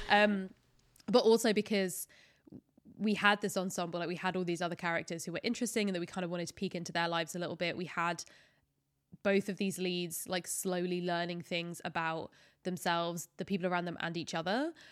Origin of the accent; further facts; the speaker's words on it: United Kingdom; especially as a British person